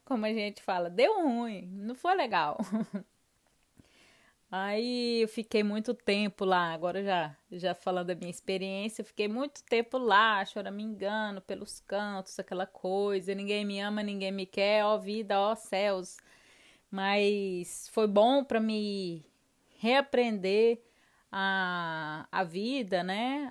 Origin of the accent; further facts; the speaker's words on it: Goiânia, Goiás, Brazil; moved away as an adult; also born or lived in Florida, United States; now in Sweden; nós somos de Goiânia